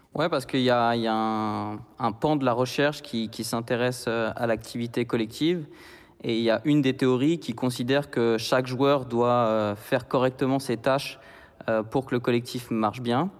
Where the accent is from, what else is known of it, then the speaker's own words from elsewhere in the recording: Nantes, Pays de la Loire, France; moved away as an adult; also born or lived in Bern, Switzerland; now in Geneva, Switzerland; moi je suis nantais à la base